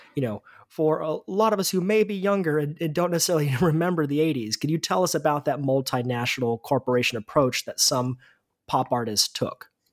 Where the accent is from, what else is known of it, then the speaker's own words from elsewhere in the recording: United States; an American